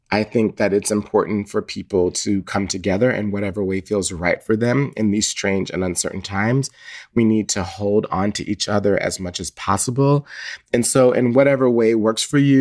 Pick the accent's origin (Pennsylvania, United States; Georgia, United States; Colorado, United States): Georgia, United States; Atlanta; I grew up in Atlanta, Georgia, mostly in the 1980s